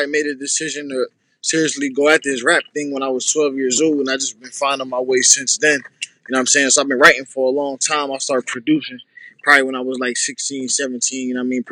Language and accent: English; Harrisburg, Pennsylvania, United States; I'm from PA, Harrisburg, PA